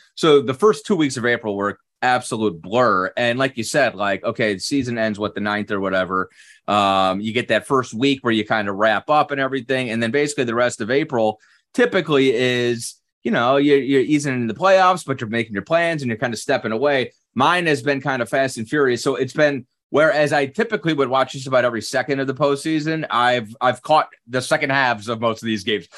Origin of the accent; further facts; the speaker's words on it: Cleveland, Ohio, United States; now in Orlando, United States; I grew up in Cleveland.